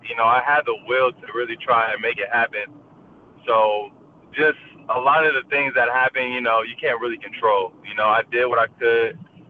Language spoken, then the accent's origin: English; Washington, United States; my home state